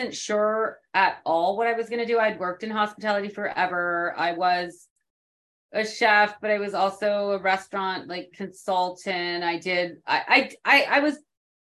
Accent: West Coast of Canada, Canada; moved away as an adult; also born or lived in New York City, United States; now in San Antonio, United States; I am originally from the West Coast of Canada.

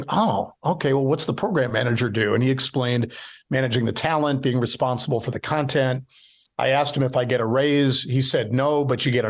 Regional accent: Milwaukee, Wisconsin, United States; moved away as an adult; when I got back to Milwaukee, so I'd been at King Broadcasting, and then I get recruited to come back to my hometown.

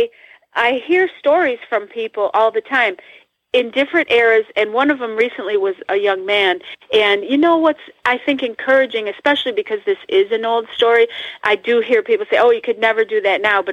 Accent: Northeast, United States; I'm from the Northeast, and we have hills and tall buildings and tall trees

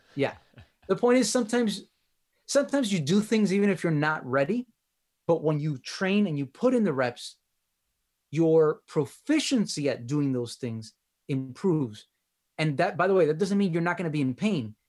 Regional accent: Miami, Florida, United States; accent: Miami; my accent, uh, t, the Miami accent

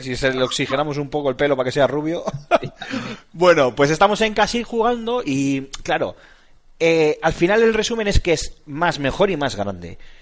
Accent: Basque Country, Spain; Somos vascos.

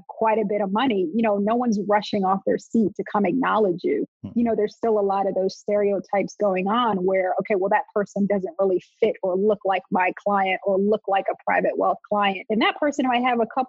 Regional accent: Montclair, New Jersey, United States; also born or lived in North Carolina; I grew up in Montclair, New Jersey

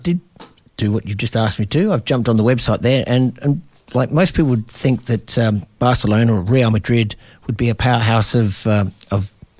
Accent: Australia; accent: Australian; my Australian accent

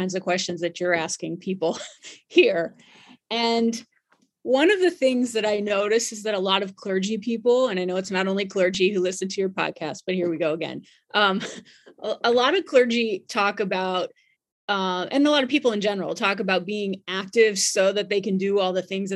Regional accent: Hampton, Virginia, United States; also born or lived in Williamsburg, Virginia; now in Charlottesville, United States; I'm from Virginia, but closer down to where you're serving. I grew up in Hampton and Williamsburg, but I've been in Charlottesville for a long time

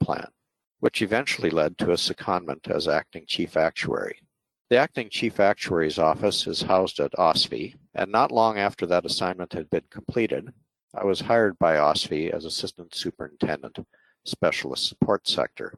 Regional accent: United States; I grew up in the United States, graduated from the University of Minnesota in Duluth

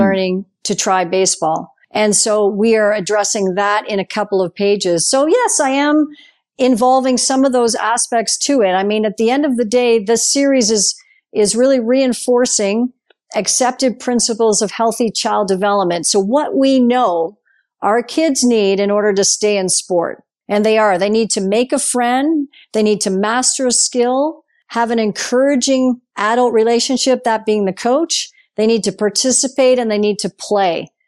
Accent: Guelph, Ontario, Canada; I grew up playing soccer in Guelph

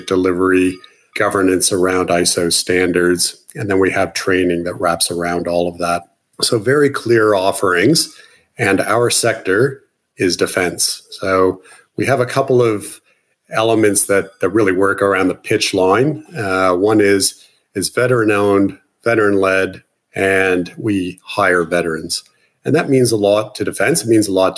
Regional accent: Canada; moved away as an adult; now in Australia; My accent's a bit of a giveaway. I'm an import from Canada

